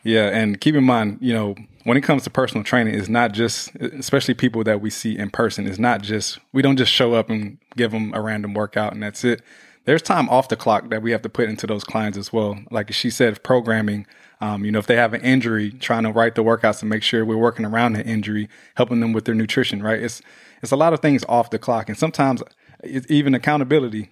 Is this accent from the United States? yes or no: yes; Houston, Texas, United States; now in Los Angeles, United States; Houston, my hometown, we are coming to you